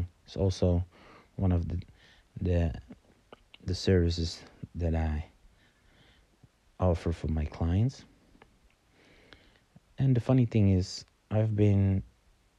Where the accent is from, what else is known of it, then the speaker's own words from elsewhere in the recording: Amsterdam, North Holland, Netherlands; I'm from Amsterdam